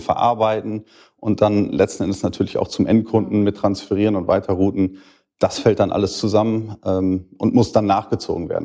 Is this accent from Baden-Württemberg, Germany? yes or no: no; Schüttorf, Lower Saxony, Germany; bin 38, komme aus Schüttorf